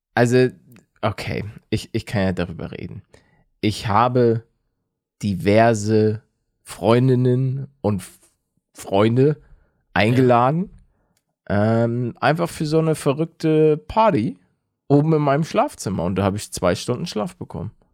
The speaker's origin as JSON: {"language": "German", "region": "Hamburg", "country": "Germany", "said": "als Hamburger"}